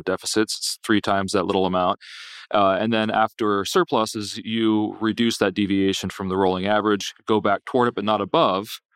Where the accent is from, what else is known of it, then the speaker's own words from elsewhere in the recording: Pennsylvania, United States; now in Virginia, United States; I grew up in Pennsylvania and live in Virginia